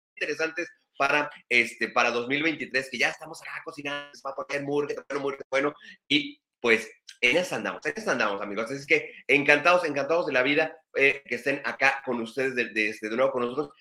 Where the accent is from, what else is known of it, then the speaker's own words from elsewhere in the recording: Mexico; now in Ensenada, Mexico; todos los que somos católicos acá mexicanos